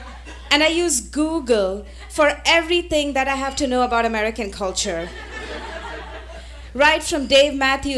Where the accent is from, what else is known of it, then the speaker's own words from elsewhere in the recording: India; that I was from the land of yoga.